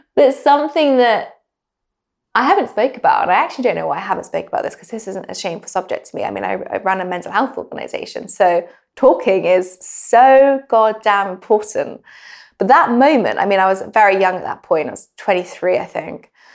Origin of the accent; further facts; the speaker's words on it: England, United Kingdom; moved away as an adult; also born or lived in New York; being really English and very British